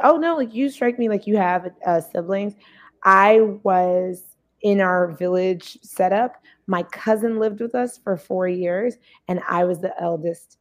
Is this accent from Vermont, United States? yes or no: no; New York City, New York, United States; I'm from Brooklyn, New York